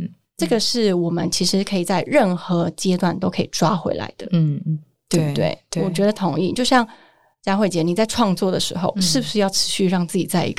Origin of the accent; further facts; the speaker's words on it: Taoyuan, Taiwan; moved away; 我前阵子坐客运回桃园，我的老家。